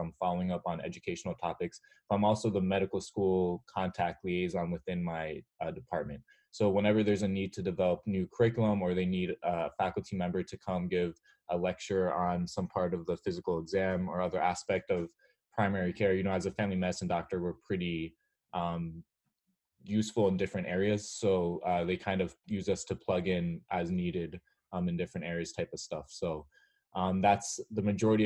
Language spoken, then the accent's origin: English; United States; also born or lived in New York area / Western Massachusetts / Montreal, Canada; I grew up in the New York area and then in Western Massachusetts